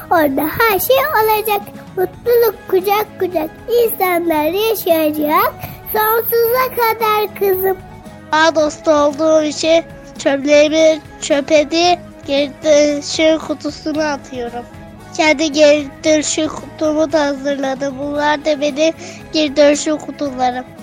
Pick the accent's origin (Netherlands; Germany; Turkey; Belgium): Turkey; Karaman Province; now in Çeşme, Turkey; Ben 7 yaşındayım. 2. sınıfa gidiyorum. Ee, Çeşme, Çeşme İzmirliyim. Çeşme'de oturuyorum ama Karamanlıyım normalde. Ve 7 yaşındayım.